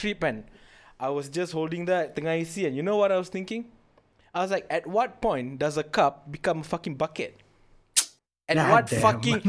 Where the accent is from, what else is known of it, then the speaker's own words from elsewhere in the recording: Malaysia; We're Malaysian.